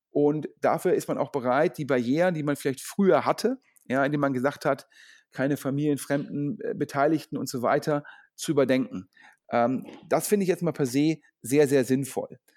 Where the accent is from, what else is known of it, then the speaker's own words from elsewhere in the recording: Düsseldorf, North Rhine-Westphalia, Germany; Letzteres macht mich natürlich als Düsseldorfer ja, stolz und froh